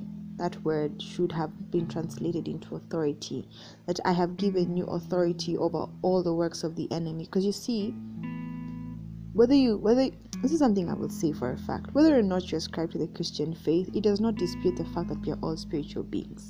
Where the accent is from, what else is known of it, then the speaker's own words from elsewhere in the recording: Kenya; I'm Kenyan, so President Uhuru is our president